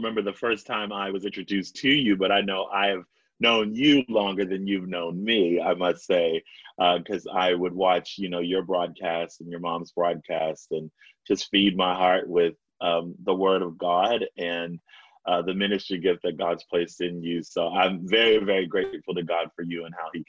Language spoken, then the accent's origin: English; Baltimore, Maryland, United States; I'm born and raised in Baltimore